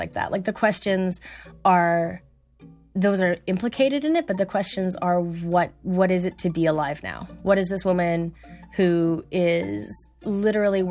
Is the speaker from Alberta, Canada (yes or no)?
yes; Alberta, Canada; I'm from Alberta